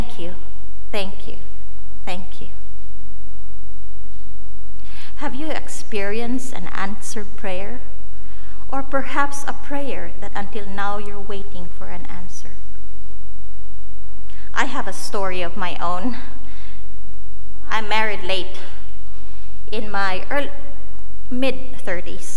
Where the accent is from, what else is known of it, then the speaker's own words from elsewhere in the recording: Philippines; moved away as an adult; also born or lived in India; now in United States; I was born and raised in the Philippines